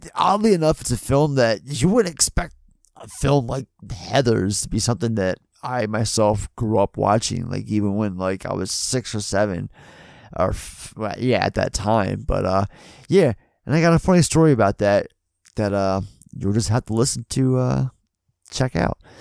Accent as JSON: {"language": "English", "town": "Baltimore", "region": "Maryland", "country": "United States", "said": "We're all from Baltimore"}